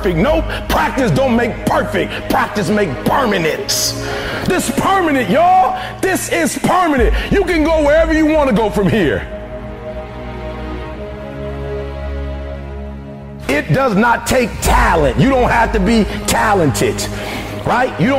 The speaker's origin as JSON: {"language": "English", "town": "Detroit", "region": "Michigan", "country": "United States"}